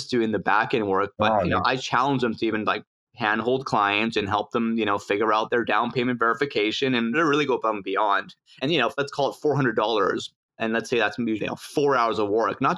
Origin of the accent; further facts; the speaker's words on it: Mexico City, Mexico; now in Vancouver, Canada; in Mexico City, my hometown